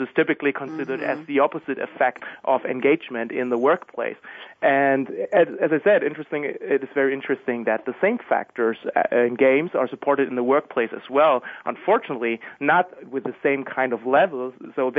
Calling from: Germany; I'm calling from Germany.

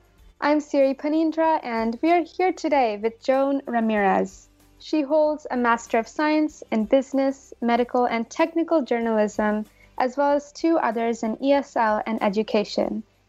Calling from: California, United States; I'm calling in from California.

